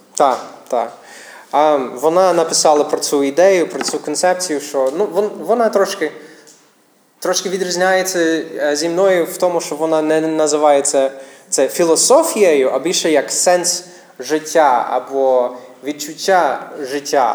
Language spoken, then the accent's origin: Ukrainian; United States; Ukrainian is a second language; now in Ukraine; я місіонер з Америки, тому українська не моя рідна мова